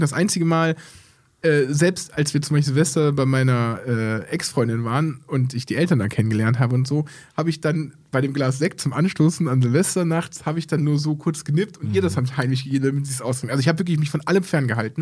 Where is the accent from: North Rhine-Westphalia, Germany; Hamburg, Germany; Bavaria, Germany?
North Rhine-Westphalia, Germany; Aachen; bei uns in Aachen